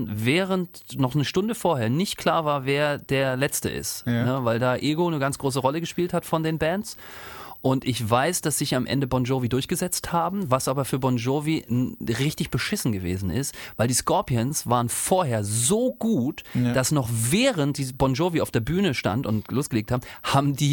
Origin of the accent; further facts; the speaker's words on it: East Germany, Germany; ich komme ja aus dem Osten.